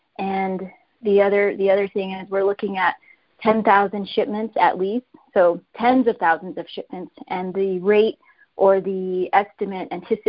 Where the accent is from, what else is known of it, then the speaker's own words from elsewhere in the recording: Navajo Nation, United States; As a Diné person, I'm from the Navajo Nation